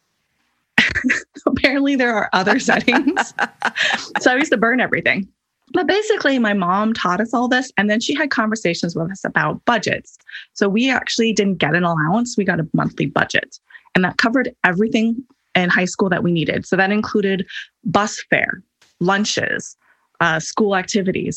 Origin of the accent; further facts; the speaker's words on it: Hawaii, United States; I grew up in Hawaii, which is a notoriously high cost of living area